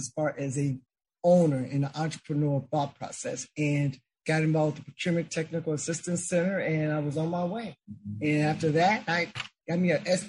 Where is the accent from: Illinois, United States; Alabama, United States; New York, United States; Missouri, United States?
Illinois, United States; Chicago; It was an easy transition growing up in Chicago